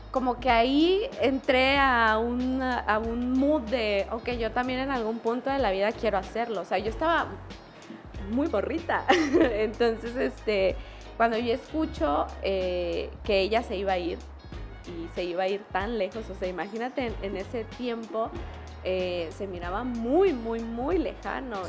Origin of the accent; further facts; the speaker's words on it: Tuxtla Gutiérrez, Chiapas, Mexico; also born or lived in San Cristóbal de las Casas / Comitán / Tapachula; Yo nací en la ciudad de Tuxla Gutiérrez, Tuxtleca, Coneja. Eh, básicamente toda mi vida la viví y crecí y desarrollé aquí y en diferentes puntos del estado.